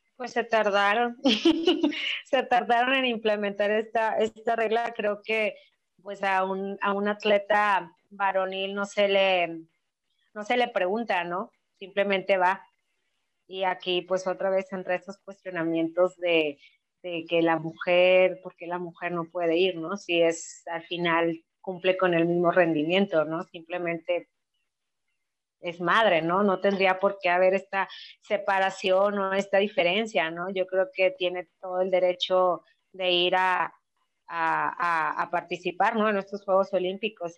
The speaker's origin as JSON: {"language": "Spanish", "country": "Mexico", "said": "como cultura mexicana"}